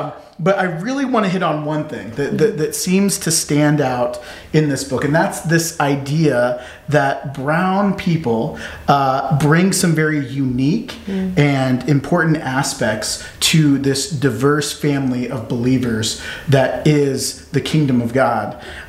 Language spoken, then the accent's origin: English; Omaha, Nebraska, United States; growing up in Omaha, being around a predominantly white community